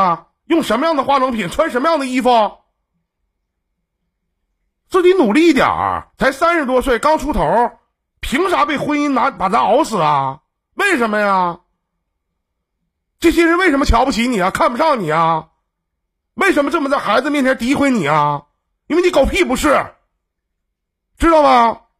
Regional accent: Northeast China, China; 我们东北这边

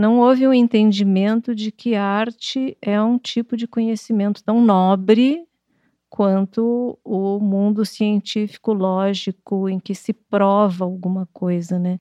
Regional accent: Santa Maria, Rio Grande do Sul, Brazil; moved away; also born or lived in Porto Alegre; Eu nasci em Porto Alegre e nós fomos morar em Santa Maria.

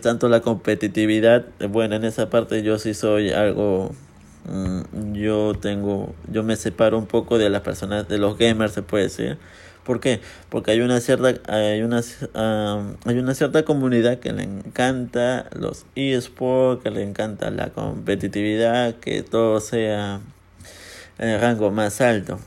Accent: Peru; en mi país, porque yo soy peruano

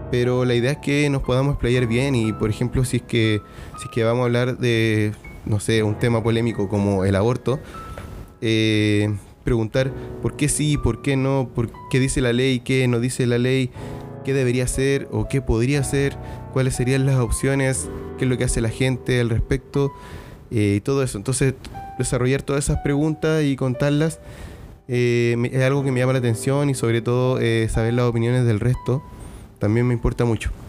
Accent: Iquique, Tarapacá, Chile; soy iquiqueño, soy chileno, tengo 34 años a día de hoy

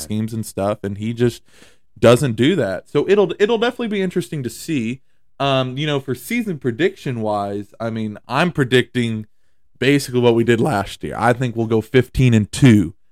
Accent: South Georgia, United States; I grew up in South Georgia

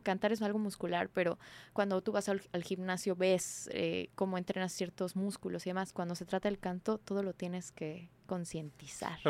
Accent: Mexico City, Mexico; Yo soy de la Ciudad de México

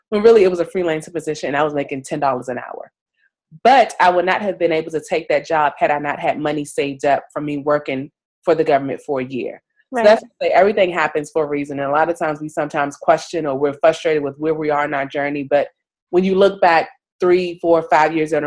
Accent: D.C. area, Maryland, United States; moved away as an adult; now in New York, United States; I'm originally from the Maryland, D.C. area. Right now, I currently live in New York

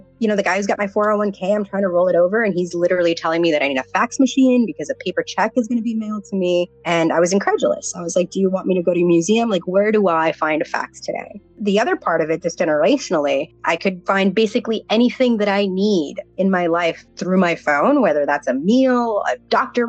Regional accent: Miami, Florida, United States; So I grew up in South Florida. I grew up in Miami.

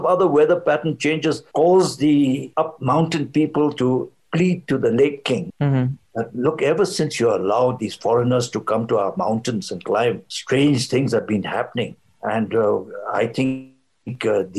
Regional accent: Bhutan; also born or lived in England / India

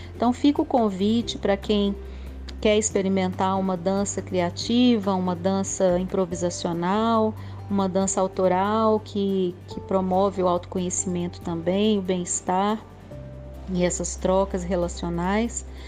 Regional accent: Belo Horizonte, Minas Gerais, Brazil; eu sou de Belo Horizonte

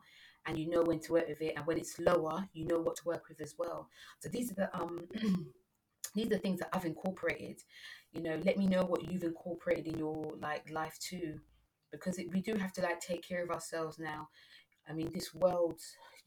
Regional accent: London, United Kingdom; I'm British, you know, I'm born in London

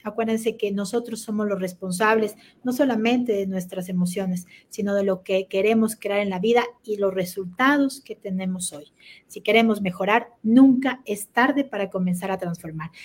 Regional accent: Quito, Pichincha, Ecuador; soy quiteña, no venezolana, ni cuencana

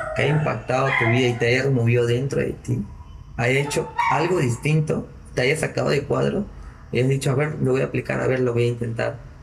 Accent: Piura, Peru; como buen piurano

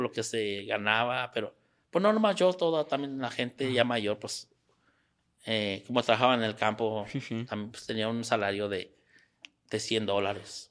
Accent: Mexico; moved away as an adult; also born or lived in San Antonio, Texas / Querétaro; now in United States; tuve que regresar a, al pueblo donde yo nací, ahí donde, donde me crié

